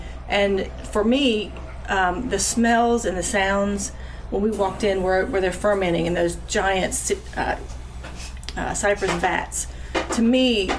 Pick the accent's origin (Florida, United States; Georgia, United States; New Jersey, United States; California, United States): Florida, United States; moved away as an adult; also born or lived in North Carolina; now in Kentucky, United States; I grew up in Florida and moved to North Carolina years ago